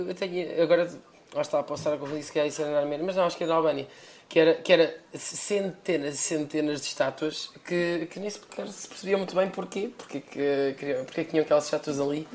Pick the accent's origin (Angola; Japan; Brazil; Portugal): Portugal; now in London, United Kingdom; nós eh, ambos saímos de Portugal, eu fui para, para, para Londres